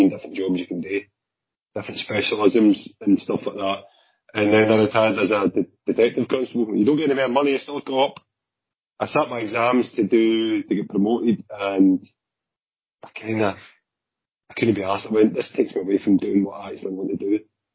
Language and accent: English; Glasgow, Scotland, United Kingdom; also born or lived in Clydebank; I was born and brought up in Drumchill. Right, and then my parents moved to Clydebank